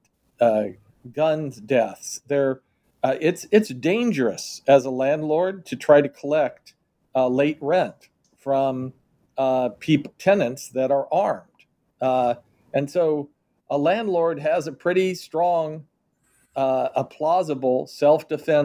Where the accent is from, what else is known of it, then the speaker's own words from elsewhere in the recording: Kansas City, Missouri, United States; my hometown of Kansas City